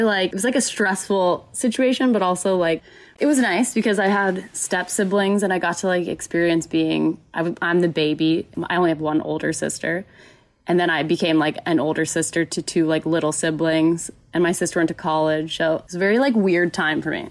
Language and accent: English; Carrollton, Texas, United States; moved away as an adult; also born or lived in Oklahoma; I grew up in Dallas, Texas, technically in Carrollton, so like the suburbs of Dallas